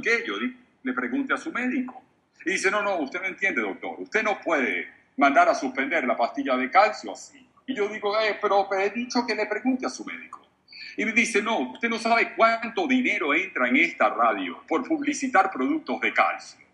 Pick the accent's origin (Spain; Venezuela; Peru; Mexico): Venezuela; moved away; La cadena más importante de radio en mi país estaba feliz de tenerme